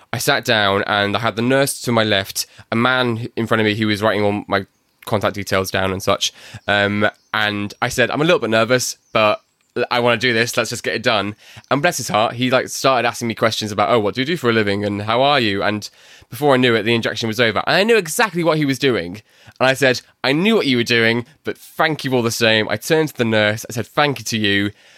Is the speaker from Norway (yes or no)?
no; Bury, North West England, United Kingdom; accent: Manc; I'm from Manchester, in Bury.